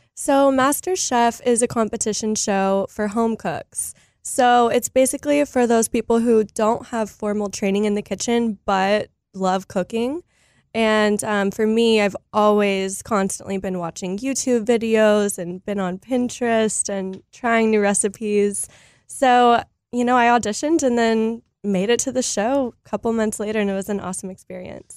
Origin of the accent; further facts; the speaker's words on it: Texas, United States; I am Texan, born and raised